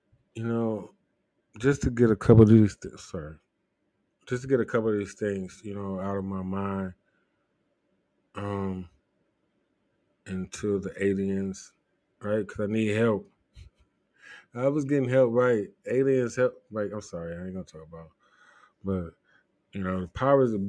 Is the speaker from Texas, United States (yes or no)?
no; Ohio, United States; I'm from Ohio